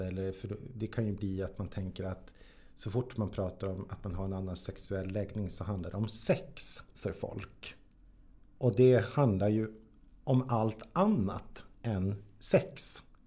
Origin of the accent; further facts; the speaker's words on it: Jokkmokk, Norrbotten County, Sweden; jag är född och uppväxt i Jokkmokk.